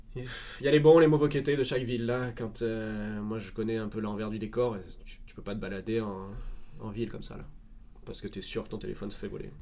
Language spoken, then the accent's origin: French; Marseille, Provence-Alpes-Côte d'Azur, France; moved away; je suis de Marseille, donc du sud de la France